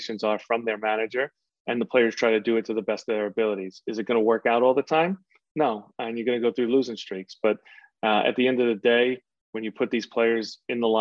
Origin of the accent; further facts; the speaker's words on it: New York City, New York, United States; I was from Queens